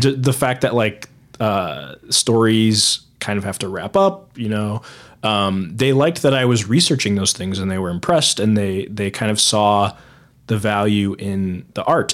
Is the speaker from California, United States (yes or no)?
no; Fort Wayne, Indiana, United States; also born or lived in Muncie, Indiana; I was born there. I lived there for a good eighteen years